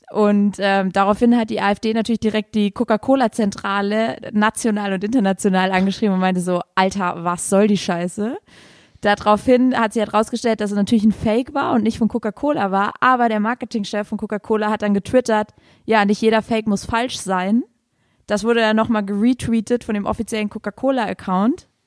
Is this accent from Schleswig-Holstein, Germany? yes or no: no; Saarland, Germany; Das Knolle, heißt bei uns im Saarland Stubbi.